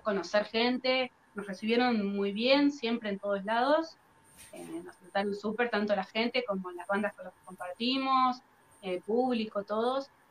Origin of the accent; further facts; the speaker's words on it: Dolores, Buenos Aires Province, Argentina; nosotros somos de Dolores, que es un pueblo acá en Argentina, en Buenos Aires, pero está un poquito alejado de lo que son las capitales. Eh, es un, lugar que está rodeado de campo eh, y tiene solo 30.000 habitantes, muy chiquito. Eh, nosotros nacimos y vivimos siempre acá.